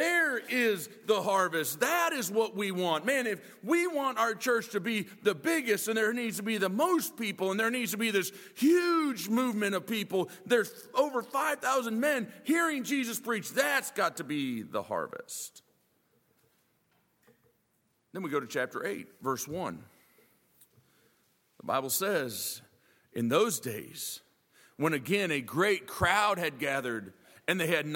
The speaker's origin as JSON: {"language": "English", "area": "Minnesota", "region": "Midwest", "country": "United States", "tie": "born or raised there", "also_born_or_lived": "Boone, North Carolina / Illinois", "moved": "yes", "lives_now": "Virginia, United States", "said": "I remember growing up in the Midwest. I grew up in Minnesota, Illinois"}